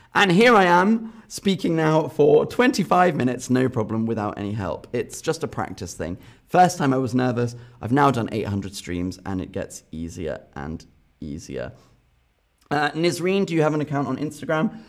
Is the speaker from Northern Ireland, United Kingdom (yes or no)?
yes; Northern Ireland, United Kingdom; also born or lived in London; now in Berlin, Germany; I'm from Northern Ireland